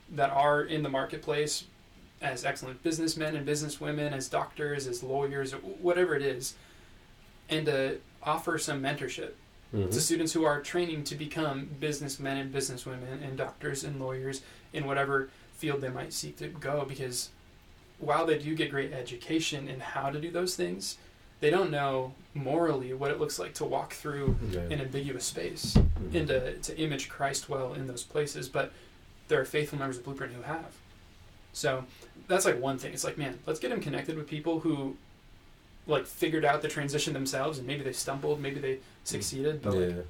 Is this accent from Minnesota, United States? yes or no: yes; Minneapolis, Minnesota, United States; moved away as an adult; also born or lived in Iowa; I grew up in the Minneapolis area, in one of the suburbs